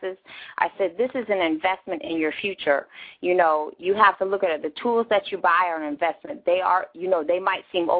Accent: near Chicago, Illinois, United States; moved away; grew up near Chicago

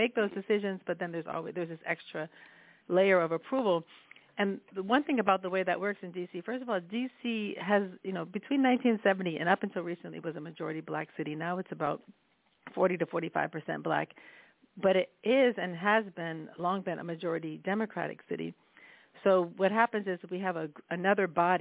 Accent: Washington, District of Columbia, United States; I'm from Washington, D.C.

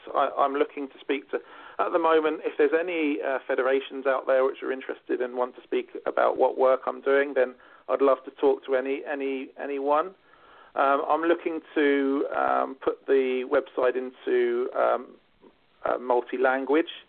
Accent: United Kingdom; now in Ireland; being a Brit myself

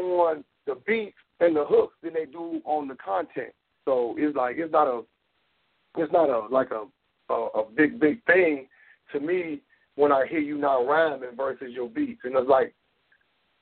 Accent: the South, United States; I'm from the South

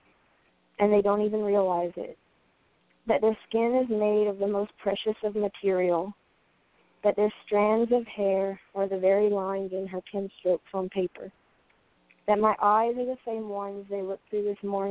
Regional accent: Louisiana, United States; now in Portland, United States; I'm from Louisiana, and I live in Portland now

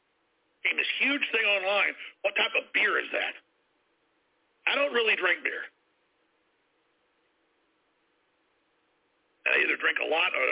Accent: Dallas, Texas, United States; I grew up in Dallas, and it was rough

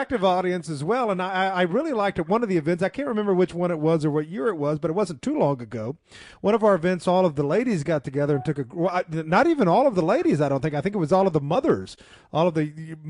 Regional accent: Chicago, Illinois, United States; I'm from Chicago

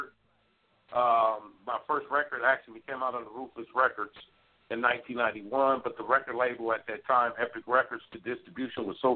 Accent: Pomona, California, United States; also born or lived in South Bronx, New York; I was born in South Bronx, but I moved early. My mom moved at an early age, when I was early age, and was raised in California, a town called Pomona, California

